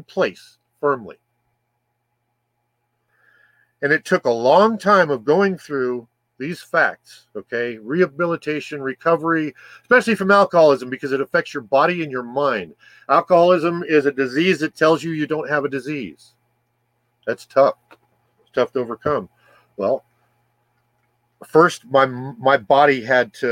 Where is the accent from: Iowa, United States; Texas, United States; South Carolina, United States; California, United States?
California, United States; moved away as an adult; now in Arizona, United States; I was born in California